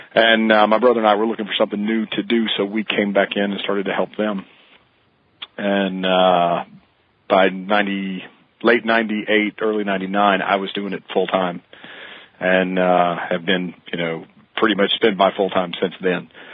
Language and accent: English; Mississippi, United States; I grew up quail hunting in Mississippi